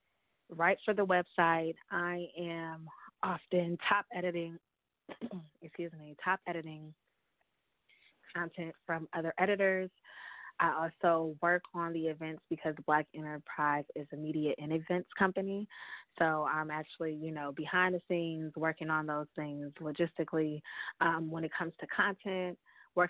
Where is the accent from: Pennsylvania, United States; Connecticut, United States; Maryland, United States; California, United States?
California, United States; San Francisco; moved away as an adult; also born or lived in New York; Growing up in the Bay Area